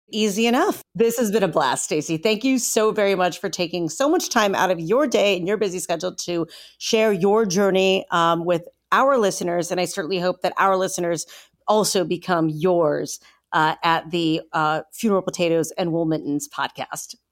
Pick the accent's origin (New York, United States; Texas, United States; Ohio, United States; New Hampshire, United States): Ohio, United States; I'm from Ohio, but I'm from the other side of the state